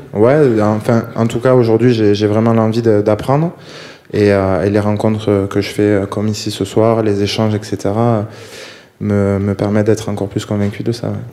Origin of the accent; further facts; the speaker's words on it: Bordeaux region, Nouvelle-Aquitaine, France; moved away; de la région bordelaise, on est, on est plusieurs joueurs à en être originaires